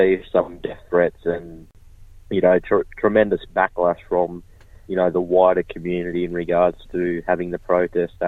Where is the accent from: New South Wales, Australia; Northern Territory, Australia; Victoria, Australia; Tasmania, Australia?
New South Wales, Australia; Kempsey; my hometown, Dungati Country in Kempsey, New South Wales